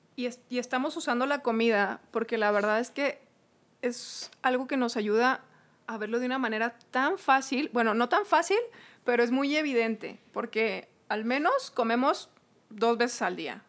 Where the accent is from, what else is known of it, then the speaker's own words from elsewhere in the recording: Hidalgo del Parral, Chihuahua, Mexico; somos de Parral, tú ahorita ya no vives en Parral, yo tengo poquito aquí